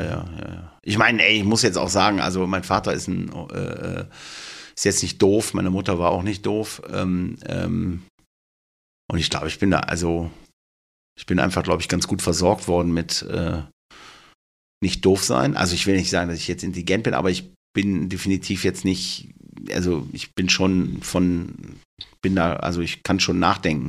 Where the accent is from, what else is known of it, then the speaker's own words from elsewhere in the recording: Duisburg, North Rhine-Westphalia, Germany; ich komme aus Duisburg